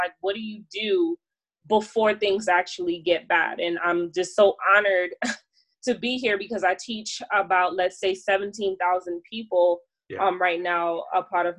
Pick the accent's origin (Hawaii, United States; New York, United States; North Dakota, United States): New York, United States; New York City; moved away; New York City, which is my hometown